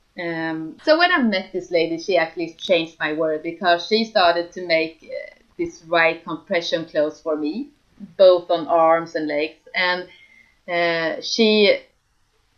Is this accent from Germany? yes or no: no; Sweden; I'm from Sweden.